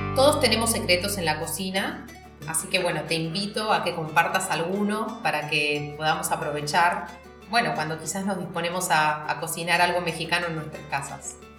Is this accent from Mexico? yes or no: no; Buenos Aires, Argentina; a los porteños, a los que somos de Buenos Aires